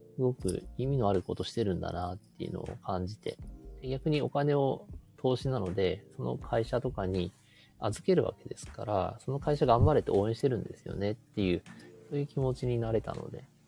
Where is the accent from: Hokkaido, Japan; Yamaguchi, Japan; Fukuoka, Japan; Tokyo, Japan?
Hokkaido, Japan; Sapporo; 札幌市内の自分の地元